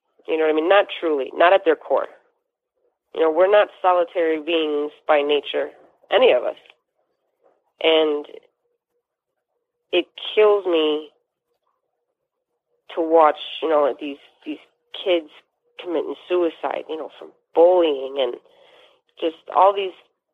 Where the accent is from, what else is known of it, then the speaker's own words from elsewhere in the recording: Chicago, Illinois, United States; I'm proud to say I'm from Chicago